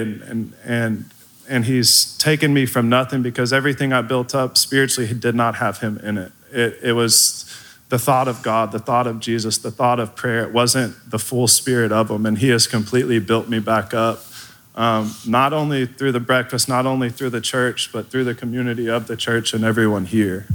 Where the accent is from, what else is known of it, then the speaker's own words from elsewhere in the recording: Midlothian, Texas, United States; also born or lived in DeSoto, Texas; I moved from DeSoto to Midlothian.